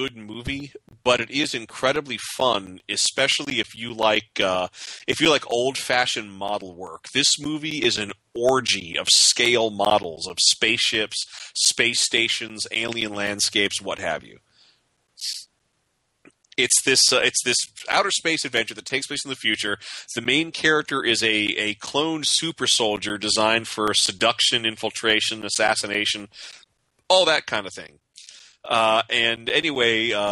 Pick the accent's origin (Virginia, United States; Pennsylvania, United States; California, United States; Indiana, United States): Virginia, United States; Norfolk; Norfolk, Virginia, my hometown